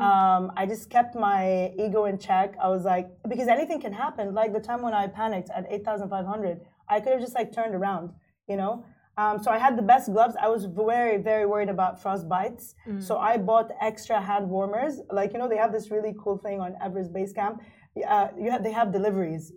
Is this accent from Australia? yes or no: no; Kuwait; moved away as an adult; now in Dubai, United Arab Emirates; I grew up in Kuwait. I was born and raised in Kuwait